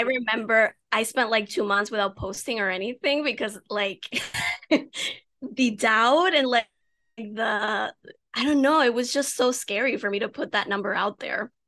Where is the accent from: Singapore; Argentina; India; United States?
United States; I have Dominican parents, even though I was born in the States